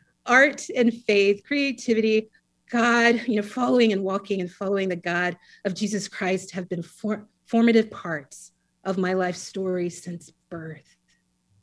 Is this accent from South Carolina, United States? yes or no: yes; South Carolina, United States; also born or lived in Atlanta, Georgia; I think it was around 2 years old, we moved to South Carolina once he finished